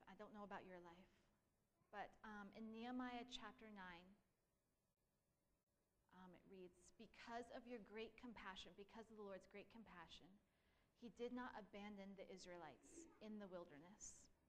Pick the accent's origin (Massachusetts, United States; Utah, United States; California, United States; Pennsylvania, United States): Pennsylvania, United States; We came from Pennsylvania that had trees and lakes, ponds, streams, green. Everything was green.